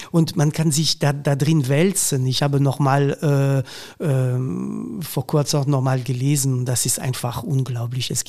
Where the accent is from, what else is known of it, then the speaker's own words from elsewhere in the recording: Hauts-de-France, France; German is a second language; das ist, das ist einfach so, also ähm, das ist meine Heimat eigentlich. Ja. Das habe ich, ähm, äh, also mein Vater hat Sti gesprochen.